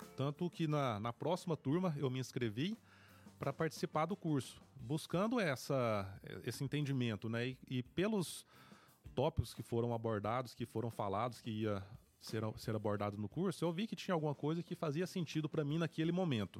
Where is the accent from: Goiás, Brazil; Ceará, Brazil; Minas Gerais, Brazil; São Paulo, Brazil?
Goiás, Brazil; Paraúna; moved away as an adult; sou natural de Paraúna, nascido e criado em Paraúna